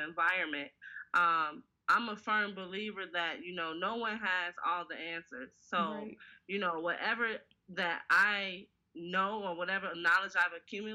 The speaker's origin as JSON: {"language": "English", "town": "Harvey", "region": "Illinois", "country": "United States", "tie": "born or raised there", "said": "I'm born and raised in Harvey, Illinois. And when I say raised, I do mean that from 0 to 18"}